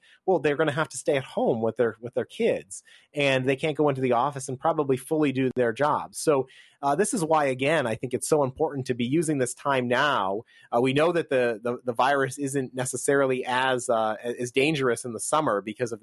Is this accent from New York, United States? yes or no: yes; New York, United States; My home state, where I was born, New York